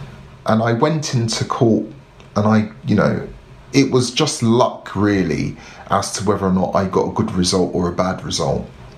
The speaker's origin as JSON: {"language": "English", "region": "London", "country": "United Kingdom", "tie": "born or raised there", "accent": "South London", "said": "but I'm a Londoner. When I'm not speaking very slowly, I used to speak very fast with a very strong South London accent, because that's me. I grew up in social housing."}